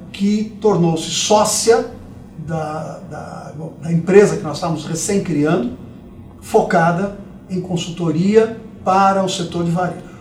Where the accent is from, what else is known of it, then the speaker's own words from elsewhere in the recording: São Paulo, Brazil; also born or lived in Dois Córregos / Jaú; Eu nasci aqui em São Paulo, mas depois a carreira de promotor, ele passa por diversas cidades do interior antes de voltar para a capital. Uhum. Então nós acabamos morando em Dois Córregos, Jaú, até chegar em São Paulo de novo. E aqui em São Paulo, eu estudei muito tempo